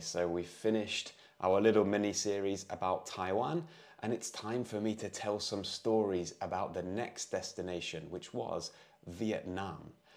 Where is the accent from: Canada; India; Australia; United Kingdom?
United Kingdom; moved away; I'm an English tutor from the U K